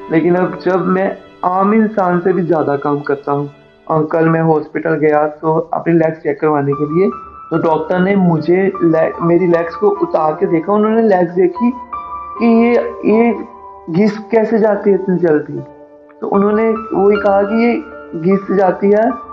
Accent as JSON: {"language": "Hindi", "town": "Amritsar", "region": "Punjab", "country": "India", "said": "मैं अमृतसर से हूँ"}